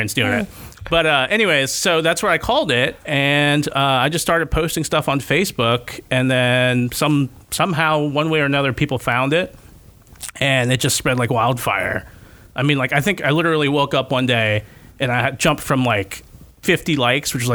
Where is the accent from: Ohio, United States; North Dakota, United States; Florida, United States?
Florida, United States; just outside Fort Lauderdale, South; moved away as an adult; now in Gainesville, United States; I'm from just outside Fort Lauderdale